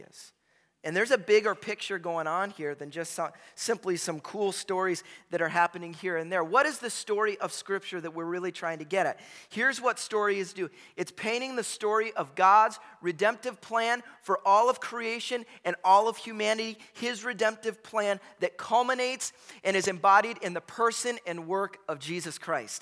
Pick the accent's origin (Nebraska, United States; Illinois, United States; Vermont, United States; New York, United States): Illinois, United States; Chicago; I grew up in Chicago in the 90s.